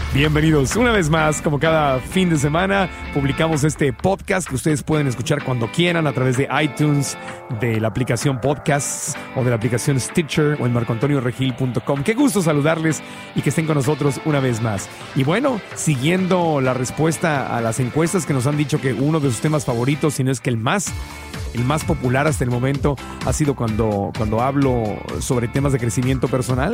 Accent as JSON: {"language": "Spanish", "town": "Tijuana", "region": "Baja California", "country": "Mexico", "tie": "born or raised there", "also_born_or_lived": "Mexico City", "moved": "as an adult", "lives_now": "United States", "said": "Yo crecí en Tijuana"}